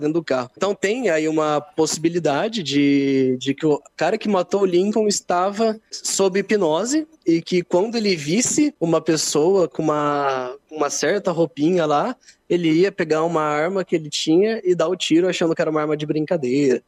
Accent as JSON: {"language": "Portuguese", "town": "Londrina", "region": "Paraná", "country": "Brazil", "said": "eu sou de Londrina"}